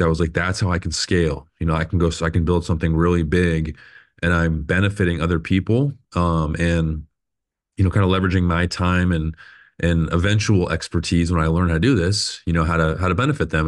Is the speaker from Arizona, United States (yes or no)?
yes; Phoenix, Arizona, United States; I was born and raised here in Phoenix